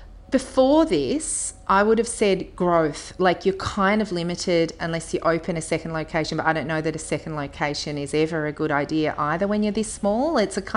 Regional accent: Melbourne, Victoria, Australia; now in Castlemaine, Australia; I'm from Melbourne originally myself, and also know that a lot of people in Castlemaine have, you know, connections to Melbourne

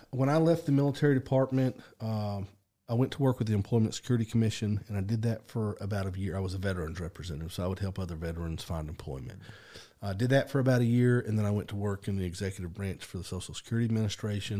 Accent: Stilwell, Oklahoma, United States; I grew up, uh, in Adair County, Oklahoma.

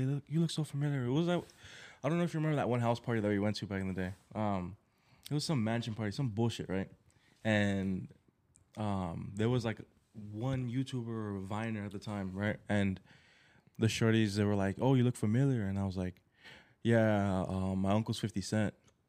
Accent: New York, United States; born or raised there

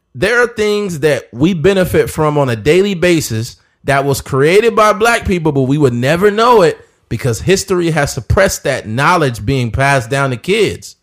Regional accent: United States; I'm a black man. I'm American just like you

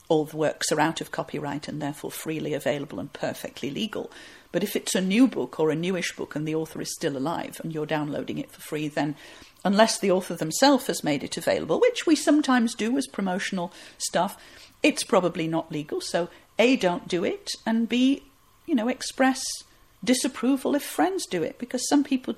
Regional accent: Huddersfield, Yorkshire and the Humber, United Kingdom; my hometown of Huddersfield

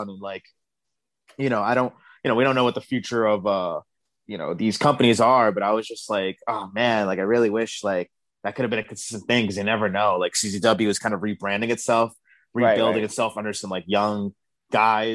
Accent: New York City, New York, United States; I grew up in Brooklyn, New York, Bed-Stuy to be exact

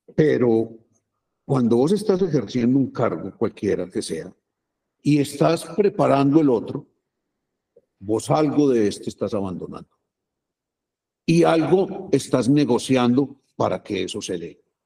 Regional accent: Medellín, Antioquia, Colombia; Yo, yo nací en Aranjuez, mi papá era maestro de escuela y era el, director de la escuela en donde yo entré

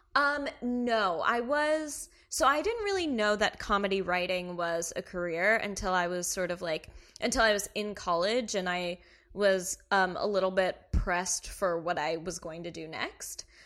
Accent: Kentucky, United States; moved away; I am from Kentucky

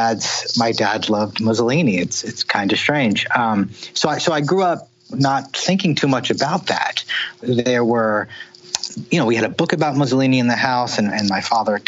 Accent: Jersey City, New Jersey, United States; moved away; also born or lived in Nashville; I grew up in the Jersey City Heights section of Jersey City in the 70s

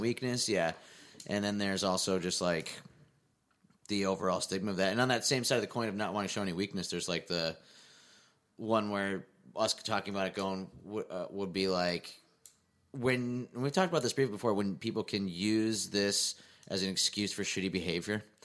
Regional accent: Scranton, Pennsylvania, United States; moved away; I grew up in Scranton, Pennsylvania.

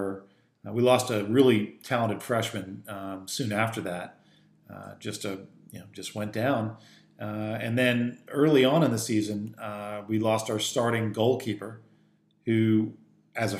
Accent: Philadelphia, Pennsylvania, United States; I grew up in Philadelphia

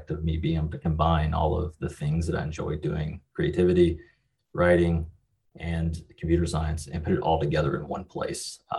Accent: western Kentucky, United States; I'm from the middle of nowhere in Kentucky. It's about as about as far west Kentucky as you can get. Um, grew up here.

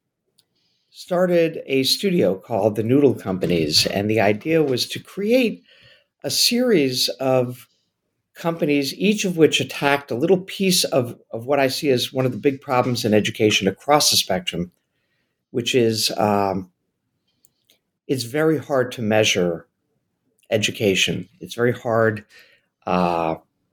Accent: New York City, New York, United States; I grew up in New York City

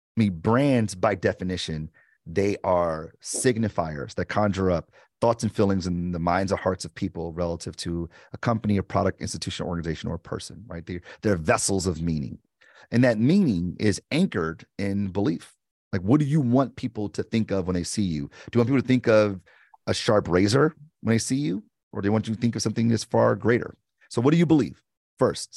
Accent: Detroit, Michigan, United States; I'm from Detroit

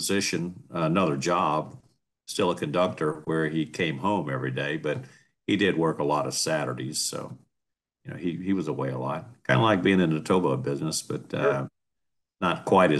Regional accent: New Orleans, Louisiana, United States; also born or lived in Baton Rouge; Oh, I was born in Baton Rouge, and we lived there, another probably a year after I was born. And then my dad took a job out of New Orleans, and we moved down there.

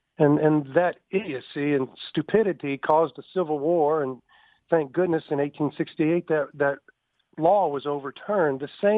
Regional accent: Tuscaloosa, Alabama, United States; my hometown

